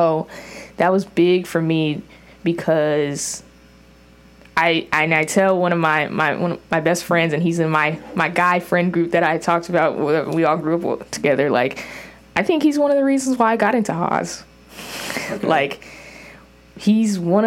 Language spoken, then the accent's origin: English; Orange County, California, United States; me growing up in Orange County and getting public school education